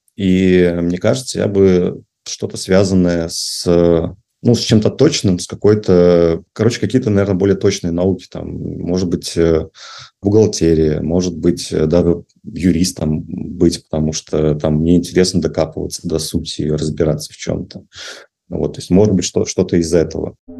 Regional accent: Belarus; moved away as an adult; now in Russia; я в Россию переехал из Беларуси. А вот и у меня был, то есть я сам белорус

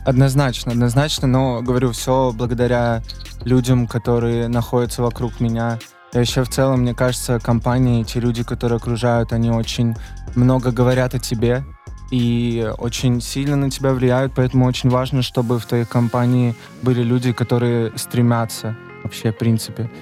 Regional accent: Voronezh, Voronezh Oblast, Russia; now in Moscow, Russia; Воронеж откуда я родом

